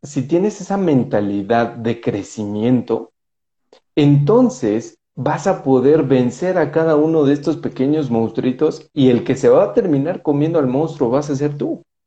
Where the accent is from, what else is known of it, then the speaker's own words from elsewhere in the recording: Mexico; vengo de México